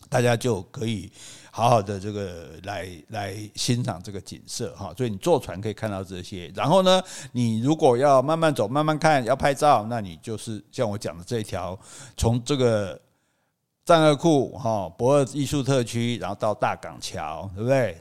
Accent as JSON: {"language": "Chinese", "region": "Kaohsiung", "country": "Taiwan", "said": "我高雄人"}